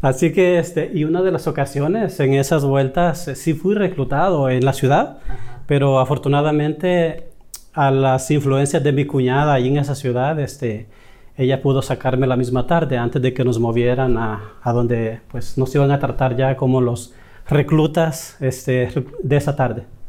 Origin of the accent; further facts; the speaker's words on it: El Salvador; moved away as an adult; now in United States; Yo soy de El Salvador y ya con 26 años aquí en los Estados Unidos